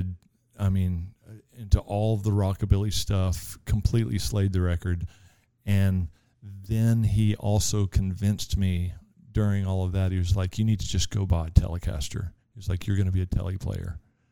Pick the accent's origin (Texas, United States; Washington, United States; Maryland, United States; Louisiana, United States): Texas, United States; Houston; also born or lived in Quantico, Virginia / Memphis, Tennessee / The Woodlands, Texas; I grew up in Sagemont